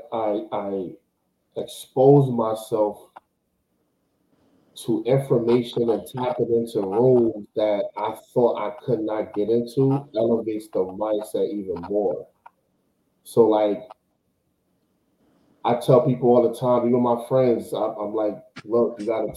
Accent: New York, United States; I'm from New York.

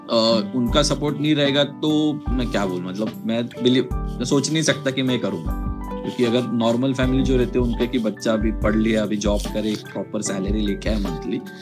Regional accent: Mumbai, Maharashtra, India; मैं मुंबई का रहने वाला हूँ

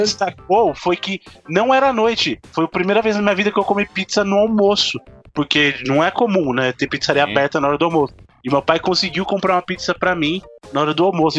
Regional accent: Buritirama, Bahia, Brazil; born or raised there; moved away

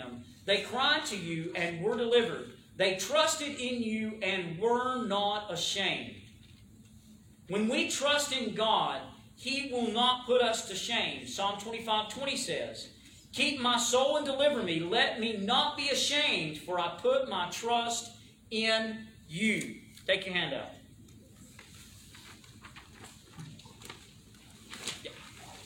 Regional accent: the South, United States; accent: southern; My southern accent

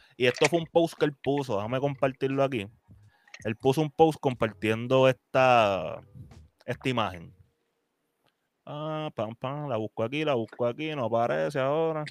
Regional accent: Puerto Rico; nosotros como puertorriqueños

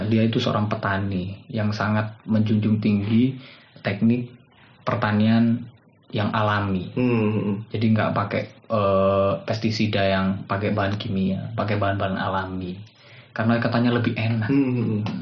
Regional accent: Pandaan, East Java, Indonesia; also born or lived in Surabaya; Ya walaupun saya lahirnya di Surabaya, hmm. jadi saya tinggal lama di Pandaan

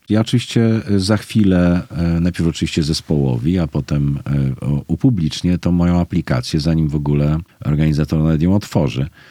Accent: Poznań, Greater Poland, Poland; moved away as an adult; now in Kraków, Poland; ja jestem z Poznania

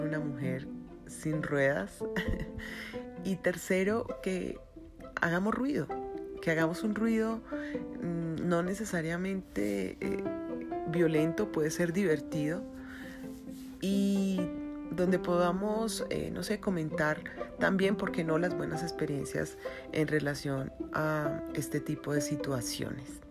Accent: Colombia; conozco mi gente, conozco cómo somos los colombianos

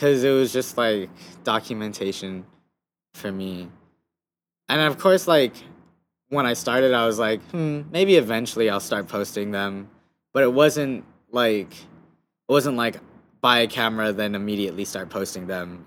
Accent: Guam; moved away; also born or lived in United States; growing up on Guam was cool

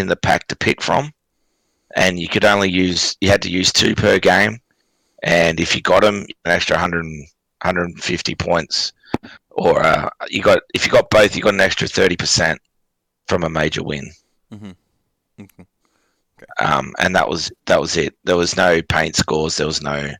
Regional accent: Cairns, Queensland, Australia; I'm from Cairns

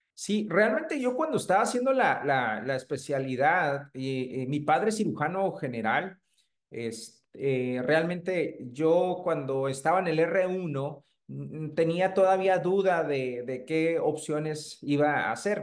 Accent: Tijuana, Baja California, Mexico; also born or lived in Hermosillo / Chihuahua / Torreón; De aquí de la ciudad de Tijuana, yo soy originario, ahora sí que siento tijuanense

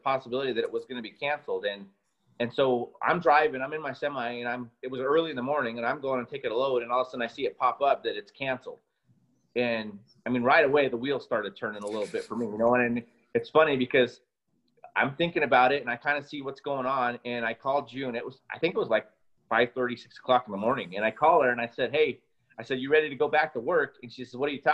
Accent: United States; being an American

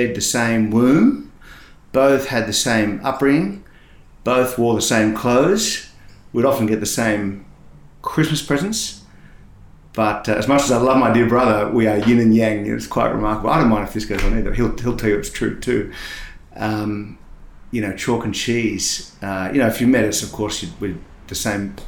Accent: Sydney, New South Wales, Australia; born or raised there; also born or lived in Perth, Western Australia

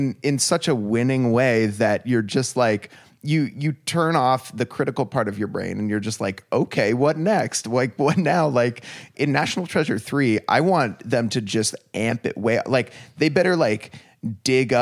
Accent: United States; as an American

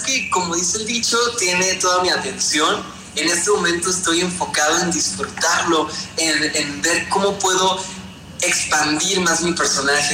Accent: Veracruz, Mexico; now in Mexico City, Mexico; Nosotros somos de Veracruz

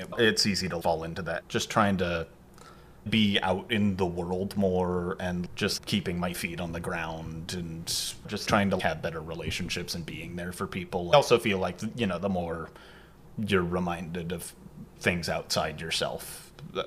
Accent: San Diego, California, United States; I'm from San Diego originally, but I have a lot of family in L.A.

